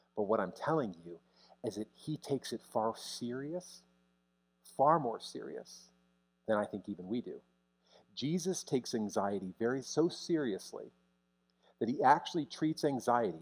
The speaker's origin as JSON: {"language": "English", "country": "United States", "said": "as an American pastor"}